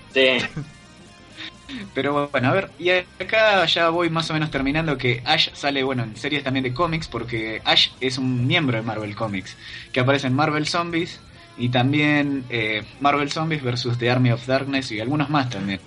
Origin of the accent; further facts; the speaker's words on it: Quilmes, Buenos Aires Province, Argentina; Q es por Quilmes, de donde yo soy.